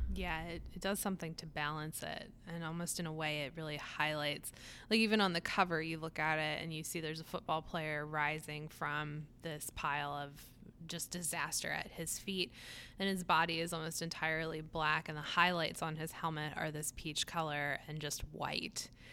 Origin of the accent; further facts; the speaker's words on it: Atlantic City, New Jersey, United States; moved away; I grew up in Atlantic City, which is, um, in southern New Jersey